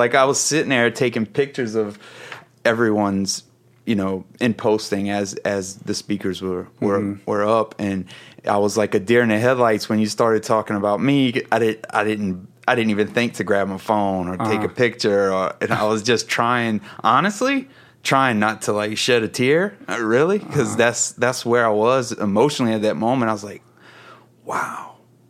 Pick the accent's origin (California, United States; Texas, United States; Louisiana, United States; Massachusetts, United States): Louisiana, United States; So essentially I am born and bred Coonass. I'm from the Bayou. That's where I grew up.